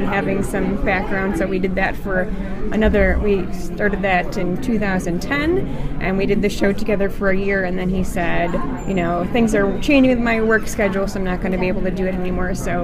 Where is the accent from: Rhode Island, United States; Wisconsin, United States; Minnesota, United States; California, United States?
Wisconsin, United States; Milwaukee; I come from Milwaukee